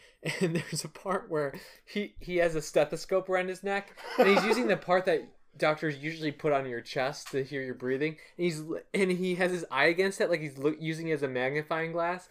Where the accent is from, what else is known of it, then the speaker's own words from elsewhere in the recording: Cleveland, Ohio, United States; I'm from Cleveland, and Cleveland's probably known as, it has a reputation for being too crappy, but it's really revitalizing.